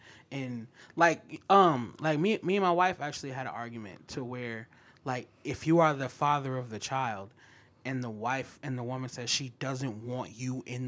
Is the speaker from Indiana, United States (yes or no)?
no; Minnesota, United States; Yeah, I'm from Minnesota.